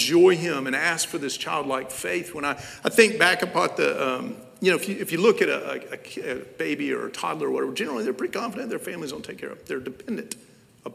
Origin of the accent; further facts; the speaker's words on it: Knoxville, Tennessee, United States; I'm from Knoxville, Tennessee.